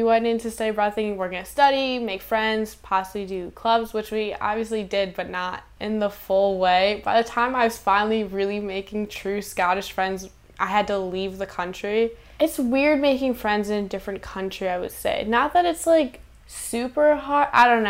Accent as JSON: {"language": "English", "region": "New England", "country": "United States", "said": "Like, I'm from New England"}